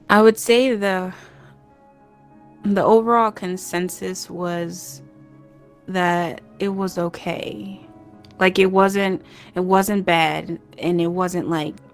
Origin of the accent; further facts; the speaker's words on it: Crown Point, Indiana, United States; also born or lived in Cleveland, Ohio / Dayton, Ohio / Illinois; Yeah, so I was born in Cleveland, Ohio. Um, a couple months old, we moved to Dayton, and then I think when I was like a year or so, we moved to Crown Point, Indiana.